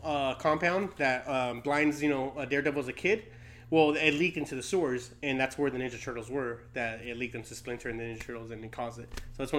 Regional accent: Long Beach, California, United States; I'm from Long Beach.

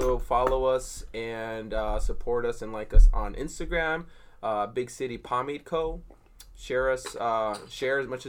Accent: Long Beach, California, United States; we're all from Long Beach, we're all natives

